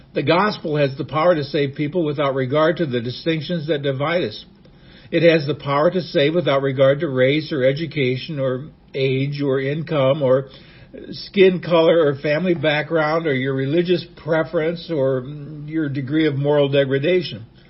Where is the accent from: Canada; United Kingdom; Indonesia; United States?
United States; Nebraska; I was a young boy growing up in Nebraska